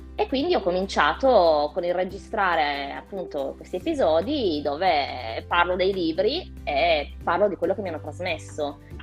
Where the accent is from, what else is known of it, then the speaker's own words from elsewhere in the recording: Turin, Piedmont, Italy; io sono di Torino